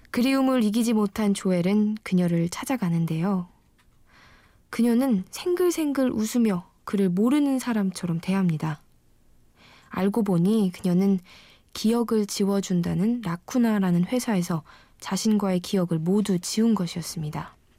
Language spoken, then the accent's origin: Korean; Wonju, Gangwon, South Korea; 저는 강원도 원주에서 태어났고요